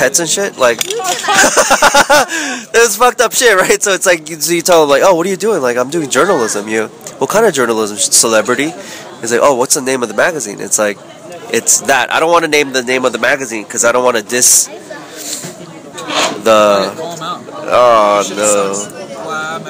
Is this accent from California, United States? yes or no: yes; California, United States; moved away as an adult; now in Vietnam; I'm a Cali, typical Korean-American